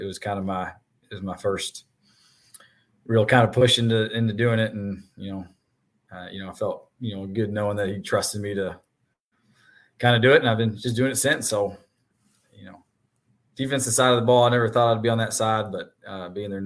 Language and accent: English; Nashville, Tennessee, United States; I'm from Nashville, so I went to Father Ryan